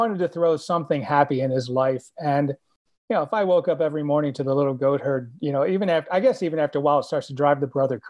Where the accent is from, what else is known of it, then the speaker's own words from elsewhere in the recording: Illinois, United States; moved away; I was from Illinois, and I used to work in high school at Little City for the Mentally Handicapped in Palatine